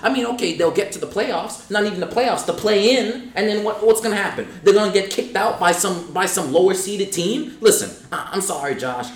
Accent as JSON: {"language": "English", "town": "New York City", "region": "New York", "country": "United States", "said": "I'm a New Yorker"}